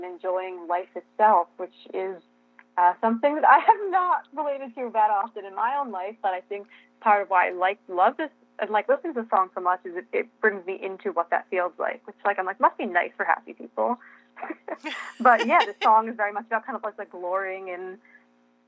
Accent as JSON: {"language": "English", "region": "New York", "country": "United States", "said": "I'm a New Yorker"}